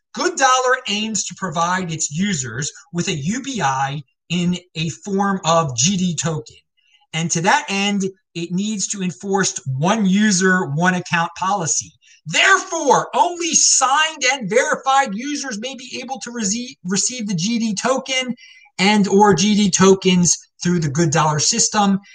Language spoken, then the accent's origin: English; Baltimore, Maryland, United States; moved away; also born or lived in Asheville, North Carolina / Denver, Colorado; I grew up in Baltimore